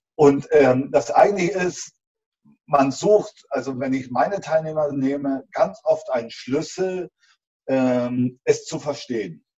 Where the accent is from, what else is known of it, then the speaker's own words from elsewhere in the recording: East Germany, Germany; ich habe also klassisch zu DDR-Zeiten Beruf mit Abitur, Elektromaschinenbau äh, gelernt